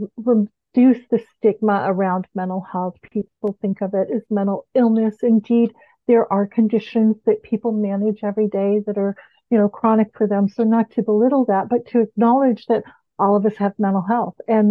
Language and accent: English; Bahamas; moved away as an adult; I'm from the Bahamas